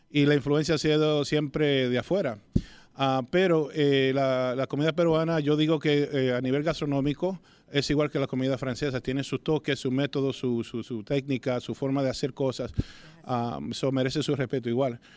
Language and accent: Spanish; Dominican Republic; Claro, porque somos dominicanos.